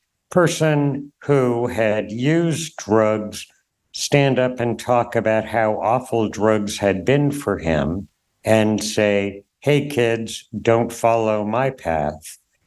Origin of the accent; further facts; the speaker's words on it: Durham, New Hampshire, United States; so I grew up in Durham, college town, a buddy and I went door to door in Williamson Hall, a residential dorm